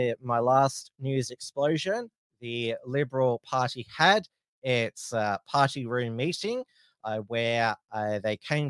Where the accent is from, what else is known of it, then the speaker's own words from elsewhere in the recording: Frankston, Victoria, Australia; I grew up in the Frankston area. I still live close to Frankston